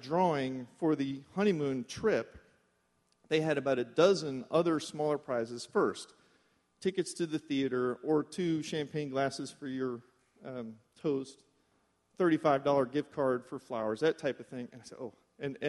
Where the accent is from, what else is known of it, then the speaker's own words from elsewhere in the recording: Florida, United States; We're from Florida.